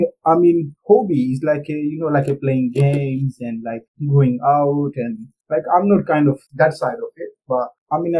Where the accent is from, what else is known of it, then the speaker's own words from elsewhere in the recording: India; moved away as an adult; now in United Kingdom; I'm born and brought up in India, and then I came here to the UK in September 2013.